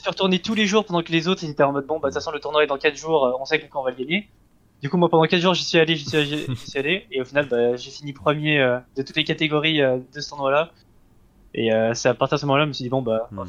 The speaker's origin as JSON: {"language": "French", "region": "Geneva", "country": "Switzerland", "tie": "born or raised there", "moved": "as an adult", "lives_now": "Lyon, France", "said": "je suis né en Suisse et je suis resté, on va dire, pendant 18 ans en Suisse"}